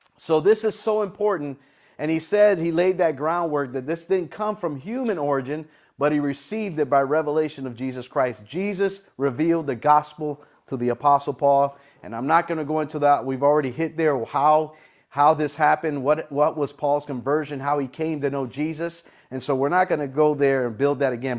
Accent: United States; I'm from America, this is where I live

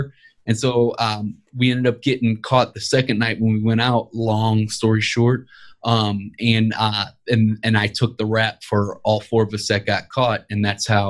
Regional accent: Ferguson, Missouri, United States; I grew up in Ferguson, Missouri, raised by my mother.

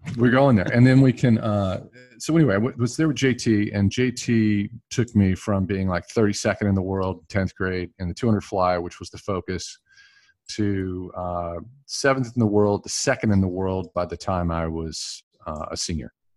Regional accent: Gastonia, North Carolina, United States; I grew up in Gastonia, North Carolina.

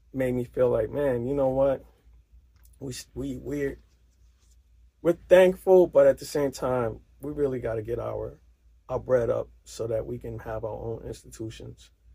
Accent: New York City, New York, United States; as a New Yorker

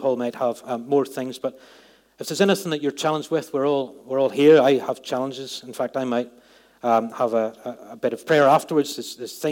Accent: Northern Ireland, United Kingdom; moved away; Growing up in Northern Ireland, at a place at the time I grew up, had a lot of conflict.

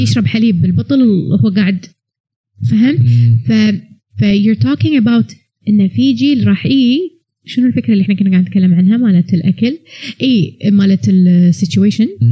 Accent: Kuwait; ما عندنا اماكن قهوه زينه بالكويت

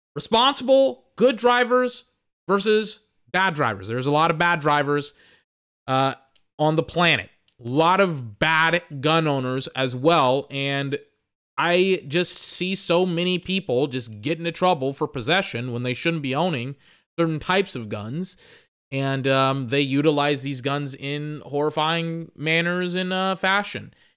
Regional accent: United States; I know I'm American. Look, I'm from the country.

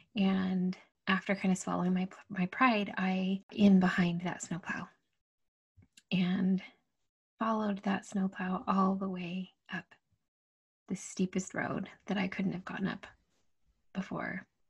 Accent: Utah, United States; I'd grown up, and born and raised in Utah, and so super comfortable in the snow

